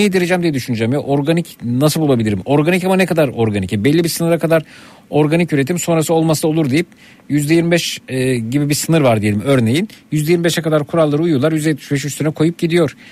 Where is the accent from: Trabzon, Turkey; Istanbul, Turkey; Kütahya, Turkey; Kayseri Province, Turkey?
Istanbul, Turkey; Şile; Ben işte bir yanımda Şileliyim